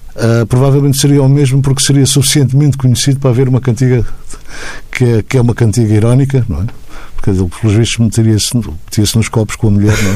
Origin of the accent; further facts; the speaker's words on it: Azores, Portugal; eu sou açoriano